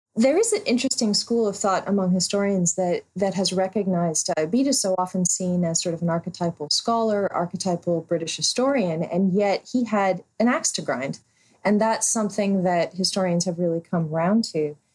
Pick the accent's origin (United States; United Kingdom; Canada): United States; also born or lived in Alexandria, Virginia; us Americans who don't know Welsh geography all that well